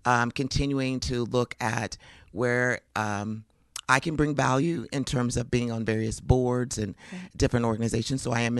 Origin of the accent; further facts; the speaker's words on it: Phoenix, Arizona, United States; moved away as an adult; now in Kansas City, United States; No, I'm from Phoenix, Arizona.